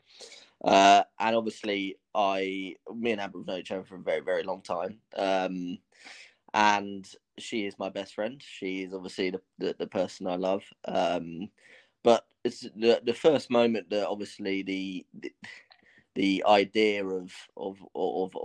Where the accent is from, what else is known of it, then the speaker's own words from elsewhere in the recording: London, United Kingdom; I'm 22 years old and I'm from London in England